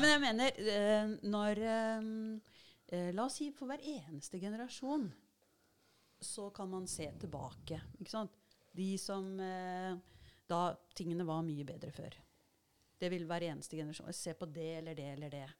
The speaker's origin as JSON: {"language": "Norwegian", "town": "Larvik", "region": "Vestfold", "country": "Norway", "tie": "born or raised there", "said": "jeg har vokst opp eh, i Brunlandnes ved Larvik, med skjærgården der."}